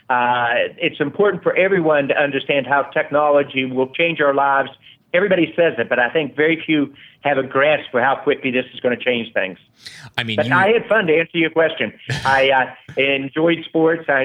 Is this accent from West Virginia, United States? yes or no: yes; West Virginia, United States; Well, first, I'm very proud of West Virginia. It's a state that I love, really good people.